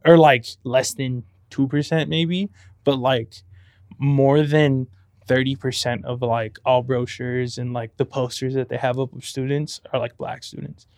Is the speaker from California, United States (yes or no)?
yes; Compton, California, United States; moved away as an adult; now in San Luis Obispo, United States; I'm from Compton